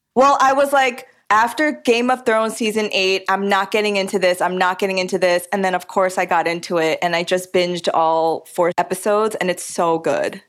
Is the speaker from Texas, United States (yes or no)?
no; New York, United States; I'm a New Yorker and I grew up eating pizza